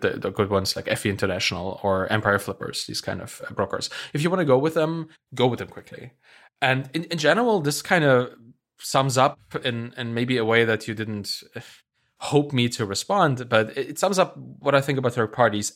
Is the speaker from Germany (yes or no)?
yes; Germany; I'm from Germany